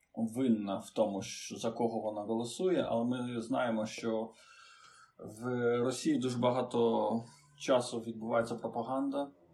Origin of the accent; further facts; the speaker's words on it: Chișinău, Moldova; Ukrainian is a second language; moved away as an adult; now in Ukraine; Народився в Молдові Кишиневі